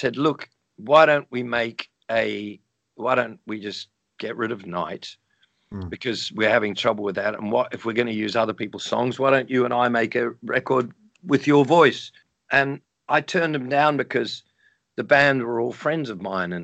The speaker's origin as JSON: {"language": "English", "country": "New Zealand", "tie": "born or raised there", "moved": "yes", "said": "when I was growing up in New Zealand"}